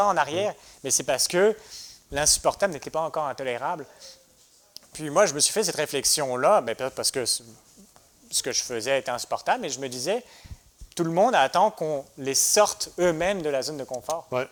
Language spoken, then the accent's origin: French; France; moved away as an adult; also born or lived in United States; now in Quebec, Canada; je suis né en France